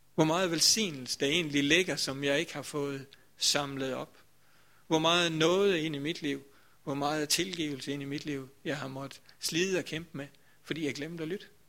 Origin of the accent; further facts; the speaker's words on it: Grindsted, Southern Denmark, Denmark; dengang jeg sådan var, ja det ved jeg ikke, 15-20 år eller sådan noget, der kom jeg også i Vestermarkskirken